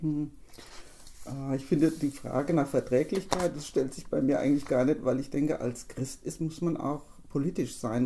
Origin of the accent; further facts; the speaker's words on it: Wolfgruben, Hesse, Germany; bei uns in Wolfgruben, als die Fußgängerampel dann endlich installiert wurde, wofür wir als Ortsbeirat auch uns eingesetzt hatten